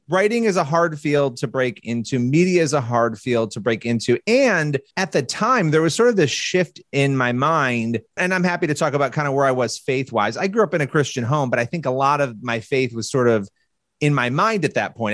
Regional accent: Rochester, New York, United States; I was born in Rochester, New York, which is not all that far from the Canadian border. I grew up going to Niagara Falls all the time.

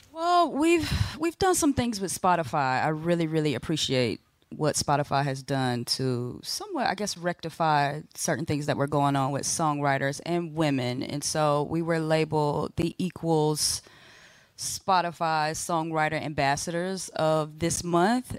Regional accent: Tampa, Florida, United States; I'm from the Tampa area

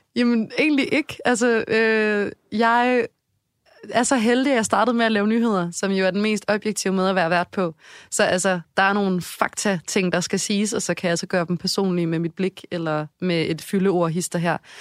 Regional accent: Odense, Southern Denmark, Denmark; accent: Funen (fynsk); also born or lived in Aarhus; now in Copenhagen, Denmark; selvom jeg er fra Odense, så var København ligesom mit hjem også

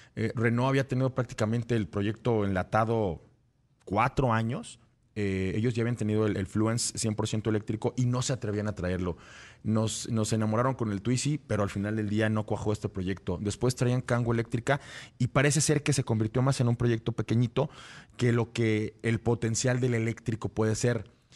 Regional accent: Mexico

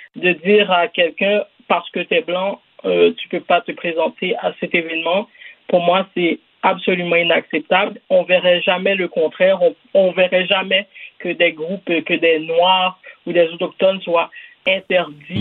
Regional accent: Quebec, Canada; On est tous des Québécois ici

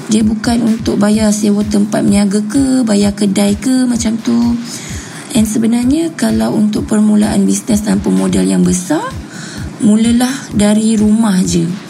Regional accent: Ampang, Selangor, Malaysia; Saya berumur 29 tahun. Saya berasal dari Ampang. Saya adalah anak kedua dari tiga orang adik-beradik.

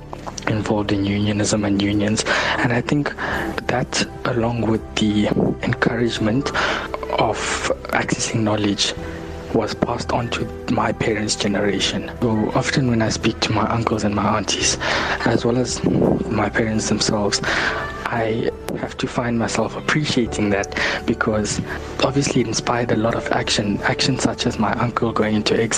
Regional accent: South Africa; as a young person as well as a South African in general

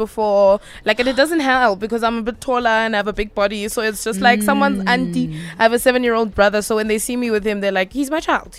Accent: Soweto, Gauteng, South Africa; growing up in Soweto in Jabavu

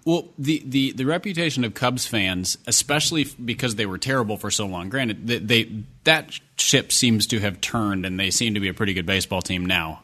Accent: Minneapolis, Minnesota, United States; growing up in Minnesota, I grew up four or five blocks from the Metrodome

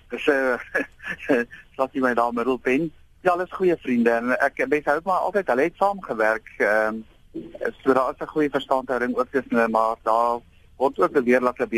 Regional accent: South Africa; now in United States; alhoewel ek in Amerika afrig, uh volg ek die nuus in Suid-Afrika en jy weet ek is 'n patriotiese Suid-Afrikaner, Springbok en Suid-Afrikaanse rugby ondersteuner.

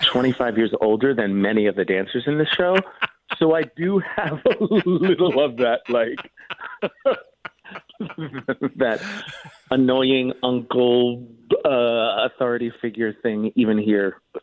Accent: New Jersey, United States; I grew up in Jersey

